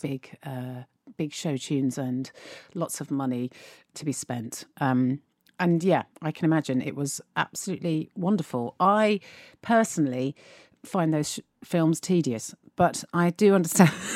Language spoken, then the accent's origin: English; United Kingdom; as British people